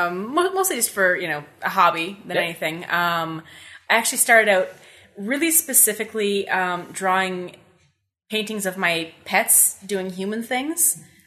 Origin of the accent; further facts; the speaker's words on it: Carleton Place, Ontario, Canada; I was born and raised in Carleton Place.